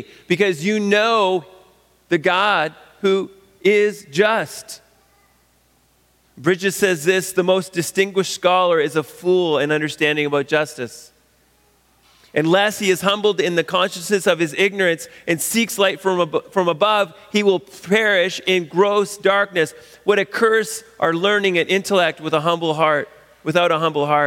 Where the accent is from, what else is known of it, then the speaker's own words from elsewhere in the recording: Canada; a Canadian in 2020